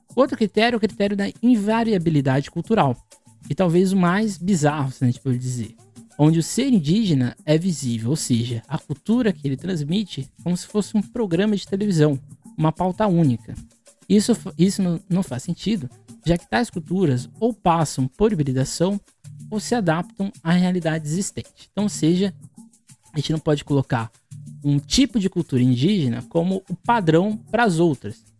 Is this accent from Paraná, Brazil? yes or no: no; Guarujá, São Paulo, Brazil; Sou do Guarujá no litoral de São Paulo